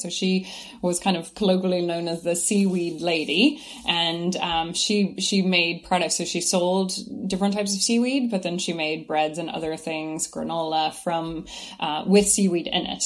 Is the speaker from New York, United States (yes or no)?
no; Kentucky, United States; moved away as an adult; now in Ireland; growing up in Kentucky